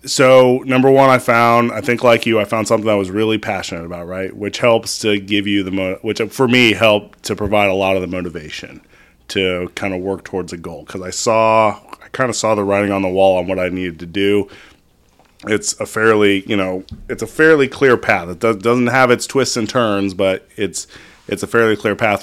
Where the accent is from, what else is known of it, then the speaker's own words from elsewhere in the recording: Northern California, United States; I grew up in Northern California